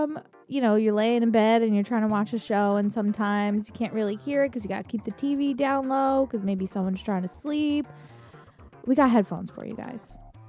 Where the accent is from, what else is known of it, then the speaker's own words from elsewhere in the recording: Canada; As a Canadian